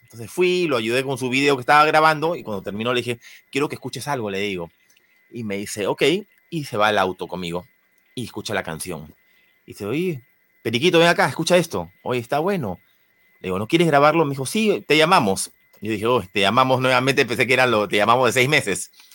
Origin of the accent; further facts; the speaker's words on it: Peru; yo soy peruano